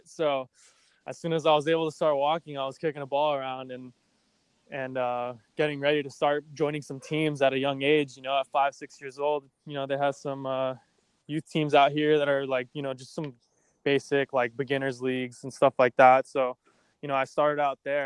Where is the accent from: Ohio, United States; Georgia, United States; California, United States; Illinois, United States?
California, United States; Los Angeles; I grew up in Los Angeles, California.